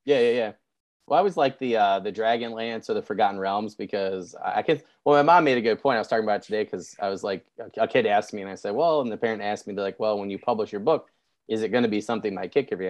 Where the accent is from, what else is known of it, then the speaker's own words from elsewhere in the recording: Michigan, United States; I'm a Midwesterner, I'm from Michigan